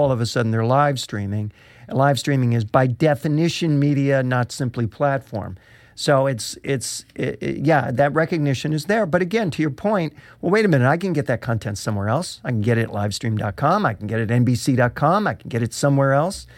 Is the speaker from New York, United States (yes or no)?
yes; Rochester, New York, United States; my hometown of Rochester